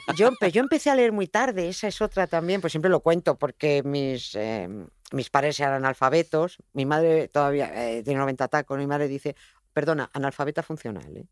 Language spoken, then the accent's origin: Spanish; Madrid, Community of Madrid, Spain; yo vivía en un piso en Villaverde, en un barrio muy... en los extrarradios de Madrid